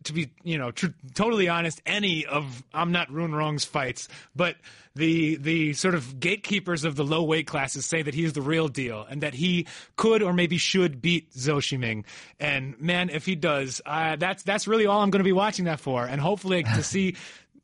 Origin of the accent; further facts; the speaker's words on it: New York, United States; I grew up in New York